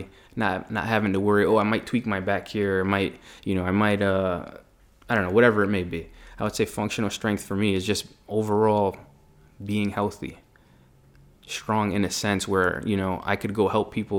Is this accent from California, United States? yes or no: no; Meriden, Connecticut, United States; I grew up in Meriden